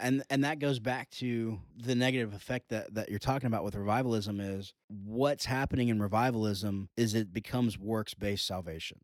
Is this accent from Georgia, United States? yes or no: yes; Georgia, United States; the heart of our culture is growing up in the Southern Baptist churches, uh, specifically here in Georgia